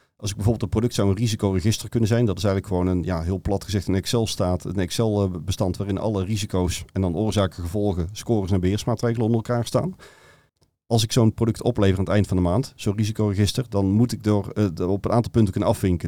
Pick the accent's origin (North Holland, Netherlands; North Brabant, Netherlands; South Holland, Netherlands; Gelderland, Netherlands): North Brabant, Netherlands; accent: Brabantian; ik kom uit Brabant, wat je waarschijnlijk door de tong wel al gehoord had